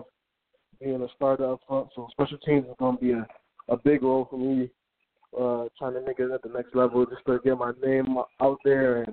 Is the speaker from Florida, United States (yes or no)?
no; Hartford, Connecticut, United States; growing up here, I mean, it wasn't that good. Like, it's a tough place to grow up